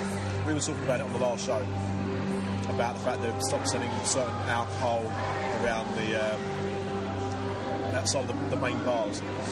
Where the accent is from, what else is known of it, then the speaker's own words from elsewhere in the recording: London, United Kingdom; accent: Cockney; because I'm a Cockney wide boy.